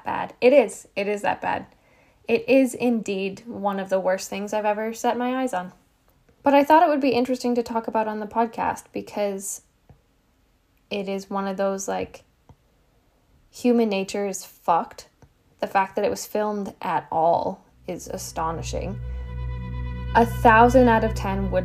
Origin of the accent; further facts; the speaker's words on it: the Maritimes, Canada; moved away; also born or lived in Alberta; so I grew up in the Maritimes